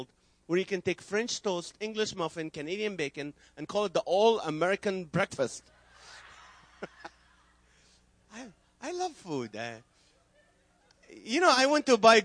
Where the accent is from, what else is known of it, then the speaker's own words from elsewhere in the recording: Kuwait; English is a second language; also born or lived in Nazareth, Israel; now in California, United States; So I was born in Israel. I grew up in Kuwait.